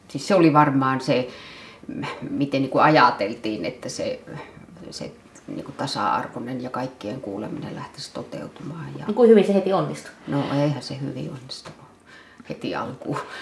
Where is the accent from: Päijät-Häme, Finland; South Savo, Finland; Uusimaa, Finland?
South Savo, Finland; Savonlinna area; born or raised there; moved away